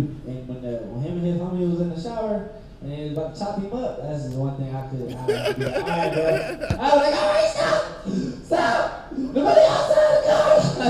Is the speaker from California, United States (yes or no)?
yes; East Bay, California, United States; I grew up in East Bay.